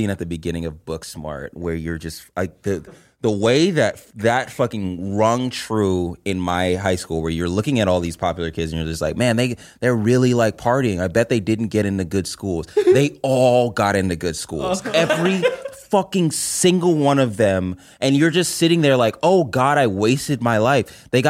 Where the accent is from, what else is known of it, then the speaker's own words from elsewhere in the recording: California, United States; Of course, I'm from California.